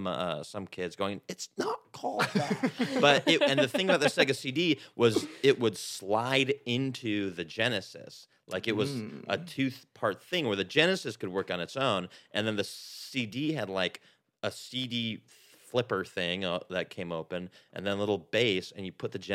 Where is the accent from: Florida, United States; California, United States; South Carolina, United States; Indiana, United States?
California, United States; In between Fresno and Yosemite National Park.